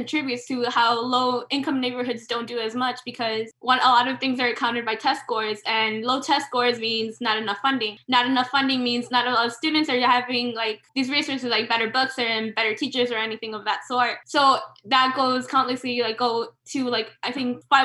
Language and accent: English; Chicago, Illinois, United States; growing up in Little Village